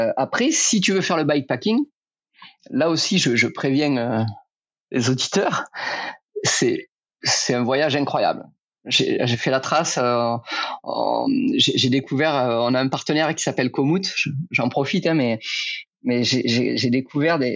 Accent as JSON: {"language": "French", "town": "Rodez", "region": "Occitania", "country": "France", "tie": "born or raised there", "moved": "yes", "lives_now": "Dijon, France", "said": "ça fait longtemps que je suis parti de Rodez, et c'est là où j'ai grandi."}